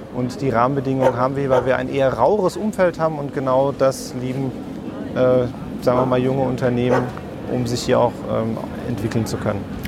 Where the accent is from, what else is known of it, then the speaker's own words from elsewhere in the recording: Offenbach am Main, Hesse, Germany; Da ich gebürtiger Offenbacher bin